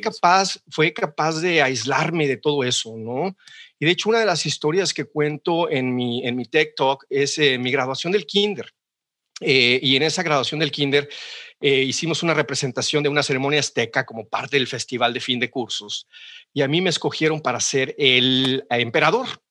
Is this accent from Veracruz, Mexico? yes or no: yes; Xalapa, Veracruz, Mexico; moved away as an adult; also born or lived in Monterrey, Mexico; now in Seattle, United States; yo soy jalapeño 100%, nací en Jalapa y viví en Jalapa hasta los 18 años